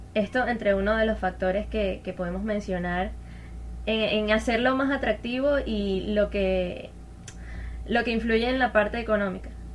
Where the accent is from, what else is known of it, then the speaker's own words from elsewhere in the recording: Venezuela; como venezolana